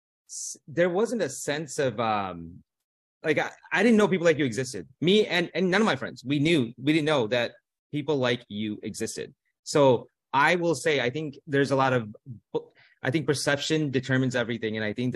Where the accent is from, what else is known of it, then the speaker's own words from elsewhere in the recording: Melrose Park, Illinois, United States; also born or lived in South India; I grew up in Melrose Park. So, but I grew up poor in a low income neighborhood.